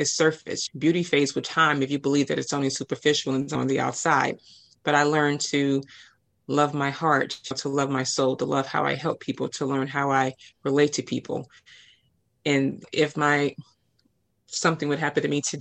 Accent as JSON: {"language": "English", "town": "Chicago", "region": "Illinois", "country": "United States", "tie": "born or raised there", "said": "being born and raised in Project Chicago"}